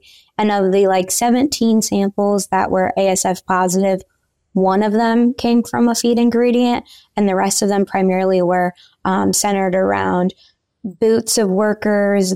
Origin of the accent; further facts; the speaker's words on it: Central Illinois, United States; moved away as an adult; also born or lived in Kansas; I'm originally from Central Illinois, and I grew up in the show pig industry